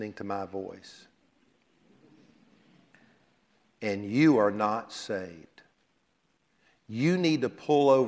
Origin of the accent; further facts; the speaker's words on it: Columbia, South Carolina, United States; my house where I grew up in Columbia, South Carolina